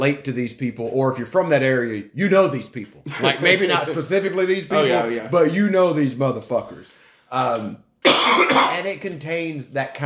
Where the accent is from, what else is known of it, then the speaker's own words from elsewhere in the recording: Colbert County, Northwest Alabama, United States; I grew up in Northwest Alabama on the other side of that river, on the Colbert side